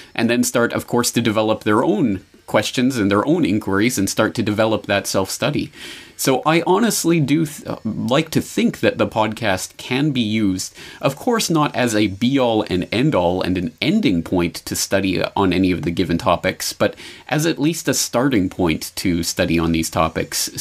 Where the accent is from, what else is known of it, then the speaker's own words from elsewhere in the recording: Canada; moved away as an adult; also born or lived in Calgary; now in Japan; my home in native land in Canada